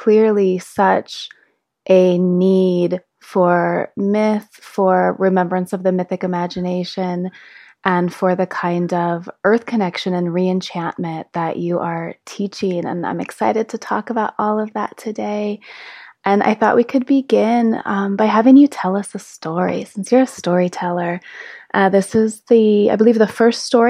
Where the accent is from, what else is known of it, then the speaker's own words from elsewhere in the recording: California, United States; I was born and raised in California